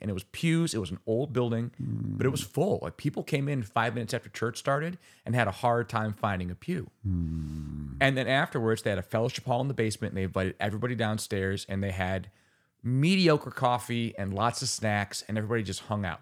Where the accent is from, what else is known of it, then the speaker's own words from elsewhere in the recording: Finger Lakes region, New York, United States; also born or lived in Rochester, New York; now in Bloomington, United States; I'm from the Finger Lakes region